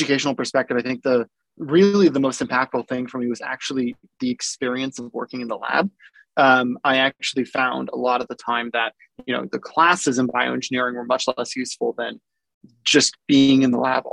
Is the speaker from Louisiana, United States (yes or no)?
no; Davis, California, United States; also born or lived in Boulder, Colorado / Yugoslavia / Central Valley, California; I was growing up in Davis, California